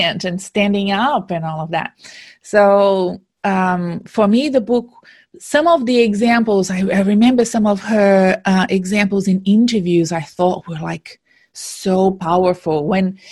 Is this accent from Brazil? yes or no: yes; Brazil; moved away as an adult; also born or lived in Silicon Valley, United States; now in Australia; when I decided to move away from my home country in Brazil and move to Australia